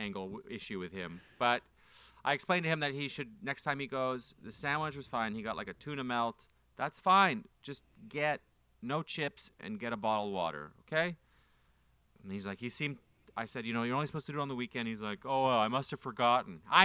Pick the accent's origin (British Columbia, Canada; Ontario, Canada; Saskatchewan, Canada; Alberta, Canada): Ontario, Canada; Ottawa; moved away; I'm from Ottawa. I'm from Ottawa, Canada